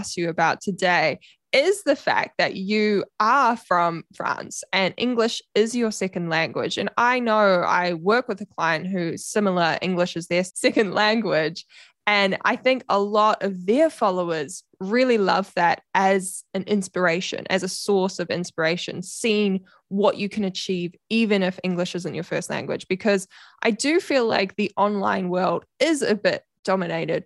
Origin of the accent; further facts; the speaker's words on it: New Zealand; accent: Kiwi; My Kiwi accent